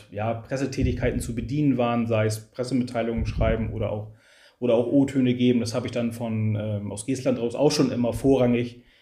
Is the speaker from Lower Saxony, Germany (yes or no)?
yes; Lower Saxony, Germany; Also ich bin aufgewachsen im Kuxland, äh, bin hier geboren, habe hier Familie, habe hier Freunde, äh, mache hier Sport. Ich bin schon immer Küstenmensch gewesen